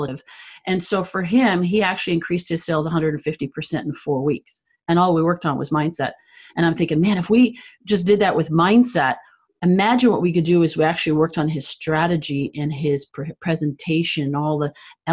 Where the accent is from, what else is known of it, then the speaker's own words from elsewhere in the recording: Canada; I'm originally from Canada.